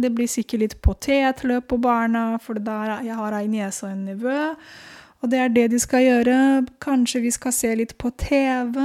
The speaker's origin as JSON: {"language": "Norwegian", "country": "Romania", "tie": "born or raised there", "moved": "yes", "lives_now": "Oslo, Norway", "said": "jeg er født i Romania"}